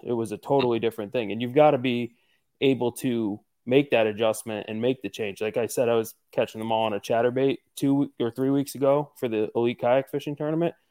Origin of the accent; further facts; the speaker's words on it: Northeastern Pennsylvania, United States; I'm from Northeastern Pennsylvania